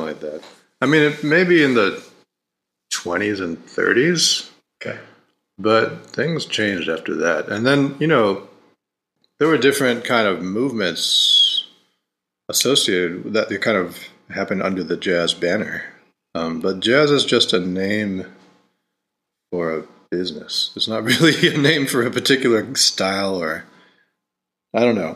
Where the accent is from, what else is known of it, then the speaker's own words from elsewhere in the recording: Rochester, New York, United States; I grew up in Rochester, New York